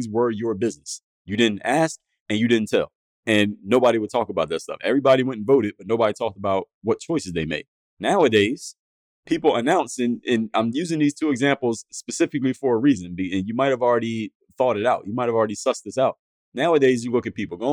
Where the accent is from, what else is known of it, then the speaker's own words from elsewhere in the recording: Philadelphia, Pennsylvania, United States; moved away; Where I grew up in Philadelphia, my house that I grew up in was across the street from a church.